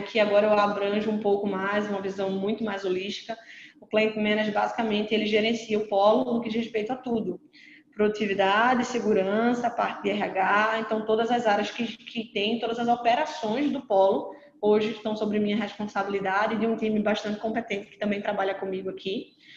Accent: Pernambuco, Brazil; Eu sou pernambucana

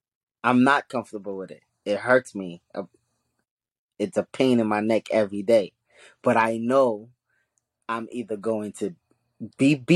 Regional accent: New York City, New York, United States; first language Haitian Creole; English is a second language; also born or lived in Haiti; We grew up in Brooklyn

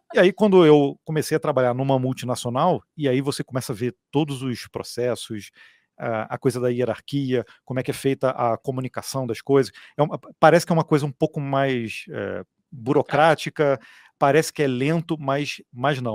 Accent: Petrópolis, Rio de Janeiro, Brazil; nós somos aqui de Petrópolis, na região de Serrana, Serrana do Rio de Janeiro

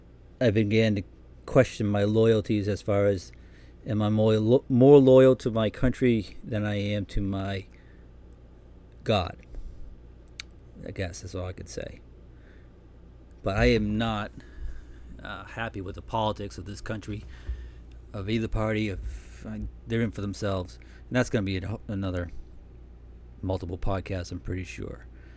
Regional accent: Massachusetts, United States; I was born and raised in Massachusetts, about 15 miles south of Boston. I come from a large family.

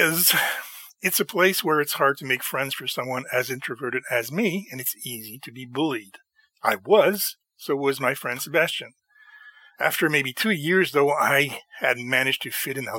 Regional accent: Canada; I'm Canadian and we're not a weapons or guns culture

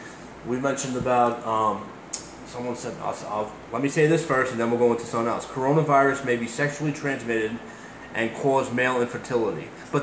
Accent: New York City, New York, United States; accent: Brooklyn; Like my Brooklyn accent is too Brooklyn-y, she said. Like, you sound too Brooklyn.

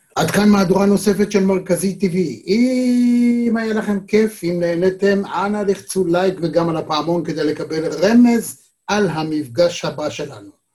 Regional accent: Tel Aviv, Tel Aviv District, Israel; אנחנו התל אביבים

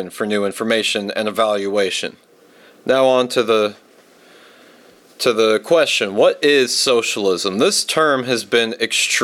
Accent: Virginia, United States; I'm from Virginia, from a military family

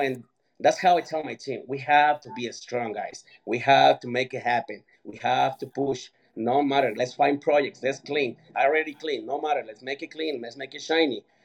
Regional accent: Mexico; moved away; I grew up in Mexico.

